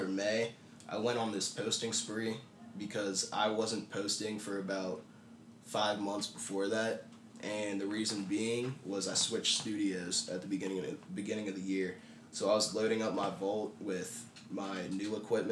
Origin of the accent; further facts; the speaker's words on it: Pittsburgh, Pennsylvania, United States; I'm born and raised in Pittsburgh